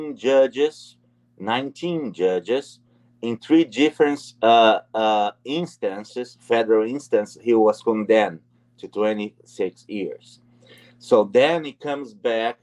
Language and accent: English; Brazil; moved away as an adult; now in Canada; I left Brazil. I'm a Brazilian Canadian. I'm a Canadian citizen and a Brazilian citizen. I left Brazil in 2002.